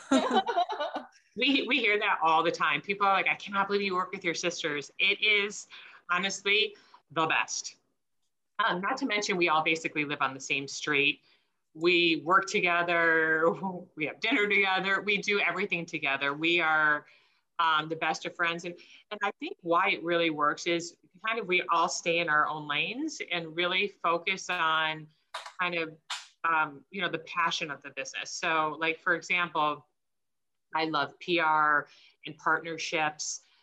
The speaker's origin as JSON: {"language": "English", "region": "Michigan", "country": "United States", "tie": "born or raised there", "said": "We grew up in Michigan"}